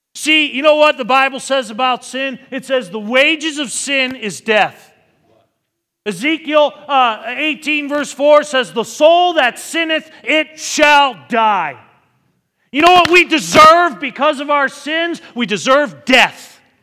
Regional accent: Massachusetts, United States; I'm from Massachusetts

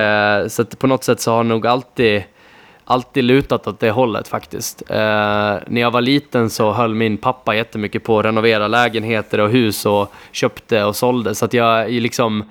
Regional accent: between Borlänge and Ludvika, Dalarna County, Sweden; jag är dessutom uppvuxen där ute, eh, så för mig att kunna köpa den typen av fastighet och göra en så bra affär i min hemby

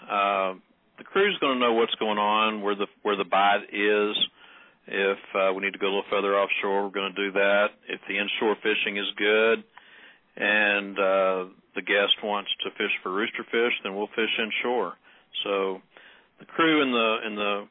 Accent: Texas, United States; We're all from Texas

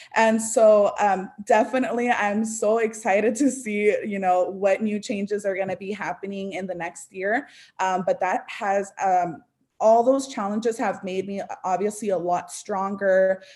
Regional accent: Las Vegas, Nevada, United States; moved away as an adult; also born or lived in Los Angeles / Orange County; I was raised in Vegas

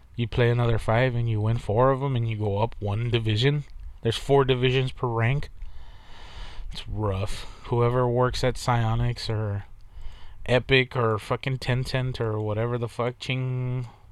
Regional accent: Texas, United States; I'm from Texas. We're from Texas

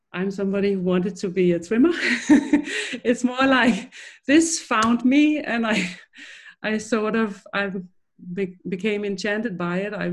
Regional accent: Denmark; I'm a woman from Denmark

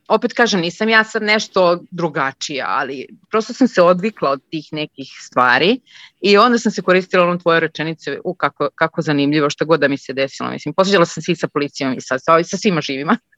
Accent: Belgrade, Serbia; moved away as an adult; also born or lived in Croatia; now in Munich, Germany; trenutno živim u Minhenu, ali veliki izazov imam sa uopšte sa našim prostorima. Rodom sam iz Hrvatske, odrasla sam u Beogradu

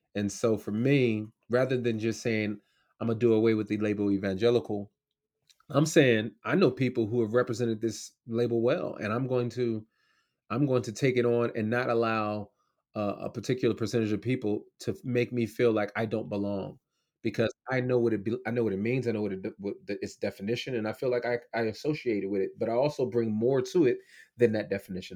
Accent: United States

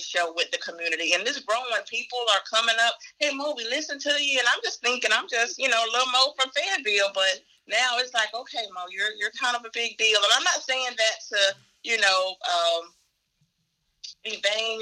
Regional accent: Cumberland County, North Carolina, United States; I am born and raised in Cumberland County, went to the military, came back.

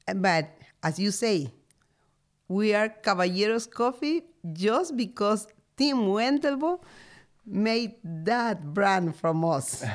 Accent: Marcala, La Paz, Honduras; English is a second language; my hometown is in Marcala

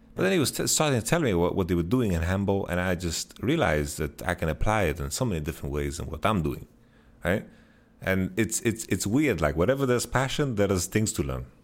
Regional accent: Sweden; I'm from Sweden

